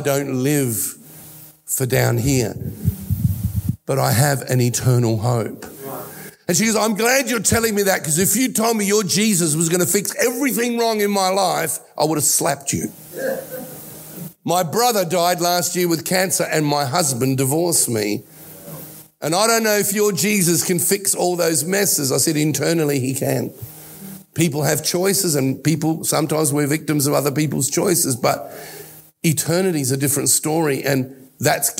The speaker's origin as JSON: {"language": "English", "country": "Australia", "tie": "born or raised there", "also_born_or_lived": "Italy", "accent": "Australian", "said": "he came to Australia from Italy with us, with me. I'm an only child, in 1960. I was 4 years old, and I have taken on the accent of Australia"}